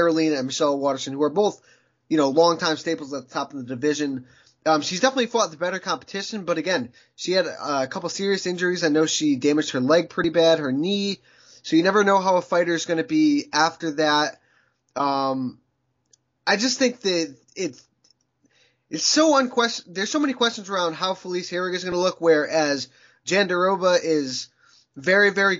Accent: Connecticut, United States; I'm from Connecticut

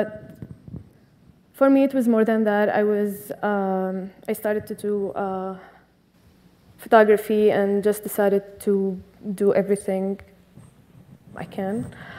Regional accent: Syria; English is a second language; moved away as an adult; also born or lived in Brooklyn, New York; now in New York, United States; someone who was born and raised in Syria

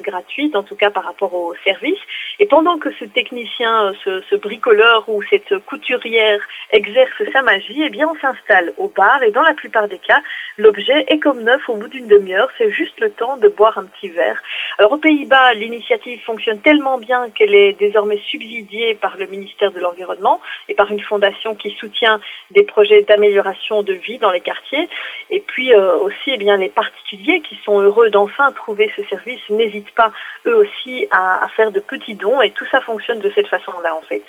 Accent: Belgium; chez moi, en Belgique

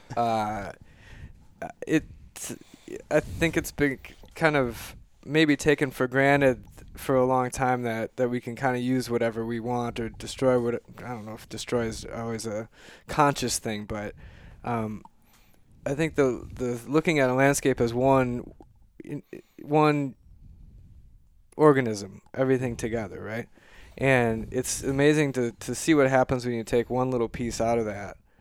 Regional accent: Mankato, Minnesota, United States; I grew up in Mankato

